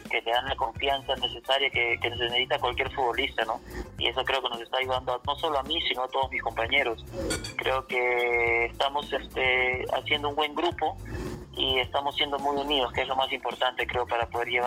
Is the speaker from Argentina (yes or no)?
no; Lima, Peru; born there; Eh, en Lima.